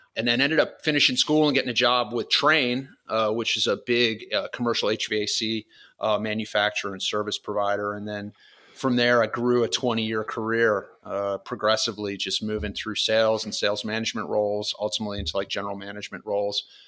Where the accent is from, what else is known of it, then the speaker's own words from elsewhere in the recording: Florida, United States; moved away as an adult; also born or lived in California; I grew up in Florida as a kid